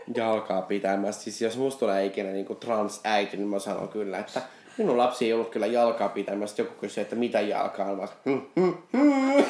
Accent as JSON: {"language": "Finnish", "town": "Vantaa", "region": "Uusimaa", "country": "Finland", "tie": "born or raised there", "said": "siellä minä 20-vuotiaaksi asti mm. elin suurin mm. piirtein"}